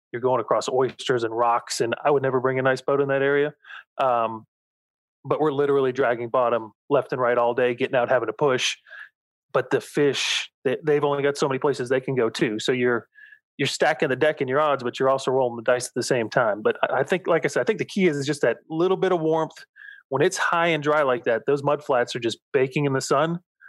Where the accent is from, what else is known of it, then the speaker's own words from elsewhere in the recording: Florida, United States; And where I live now, and I grew up in the St. Pete, Tampa, Bradenton area, that, like I said, the colder, the better.